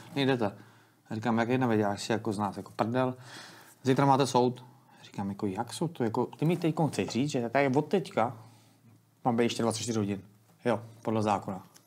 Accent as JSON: {"language": "Czech", "town": "Teplice", "region": "Ústí nad Labem Region", "country": "Czechia", "said": "já jsem z Teplic"}